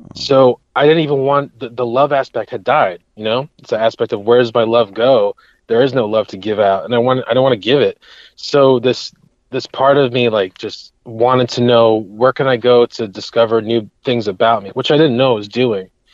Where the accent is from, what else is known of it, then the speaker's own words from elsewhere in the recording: Hudson Valley, New York, United States; I grew up in the Hudson Valley of, of the New York region. So I'm still I'm living here currently